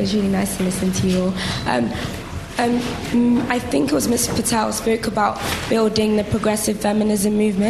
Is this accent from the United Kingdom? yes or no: no; Nigeria; I'm Nigerian